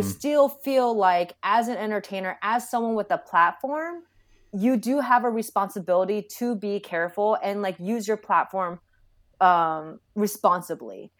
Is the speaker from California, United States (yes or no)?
yes; Sacramento, California, United States; moved away as an adult; also born or lived in San Francisco Bay Area; now in Orange, United States; I did grow up in Sacramento. I was born in the Bay, uh, grew up in Sacramento